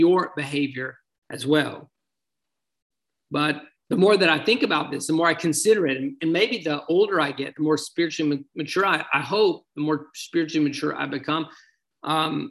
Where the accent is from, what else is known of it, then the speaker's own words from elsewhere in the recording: United States; my hometown here in the United States